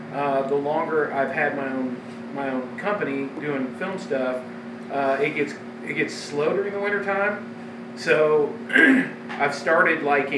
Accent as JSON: {"language": "English", "town": "Kansas City", "region": "Missouri", "country": "United States", "tie": "born or raised there", "said": "You know, I grew up in Kansas City."}